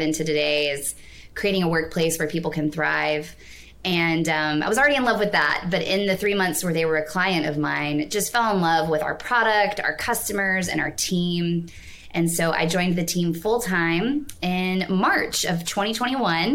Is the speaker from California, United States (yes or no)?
no; Nashville, Tennessee, United States; moved away as an adult; also born or lived in New York City; I was born and raised in Nashville, Tennessee